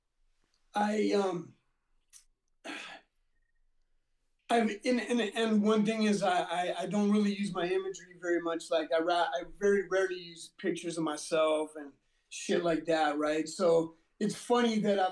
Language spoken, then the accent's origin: English; Whittier, California, United States; also born or lived in Montebello, California; I was born in Montebello. I was raised in Whittier